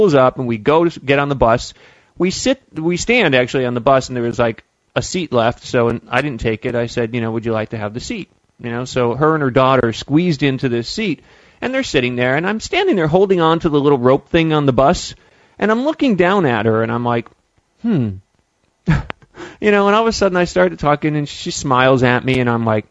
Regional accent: Pennsylvania, United States; moved away; to Pennsylvania to see my family

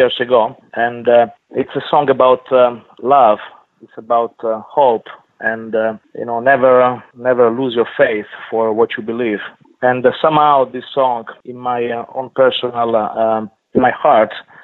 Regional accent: Ventimiglia, Liguria, Italy; moved away as an adult; now in United States; my hometown, which is Ventimiglia, right on the border with south of France

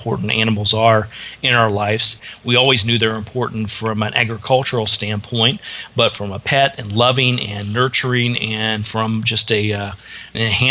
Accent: Richmond, Indiana, United States; moved away; about an hour drive from Indianapolis to my hometown of Richmond

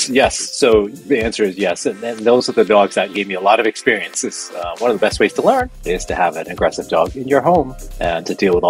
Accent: Rhode Island, United States; moved away as an adult; now in Mystic, United States; I'm originally from Rhode Island, and I kind of moved down south, if you want to call it that, about 30 miles, but it's a long way for a Rhode Islander to move that far.

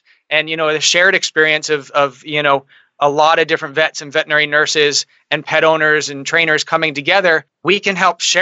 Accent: outside of Philadelphia, Pennsylvania, United States; moved away as an adult; also born or lived in Miami / London; now in Portland, United States; I grew up outside of Philadelphia

